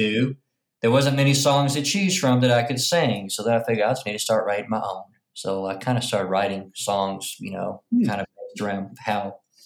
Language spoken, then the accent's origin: English; Arkansas, United States; now in Memphis, United States; So I'm from Pompa, Arkansas